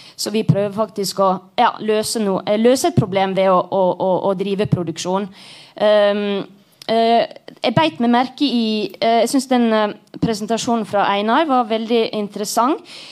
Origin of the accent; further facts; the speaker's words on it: Sunnmøre, Møre og Romsdal, Norway; jeg er jo sunnmøring